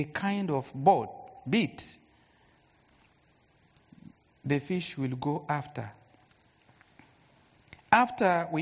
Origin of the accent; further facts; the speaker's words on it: Goma, North Kivu, DR Congo; I'm from Congo, that's Goma.